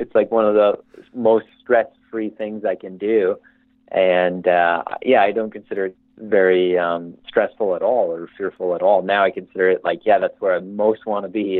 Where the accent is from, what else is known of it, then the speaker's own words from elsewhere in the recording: Canada; I couldn't be happier where I grew up in Canada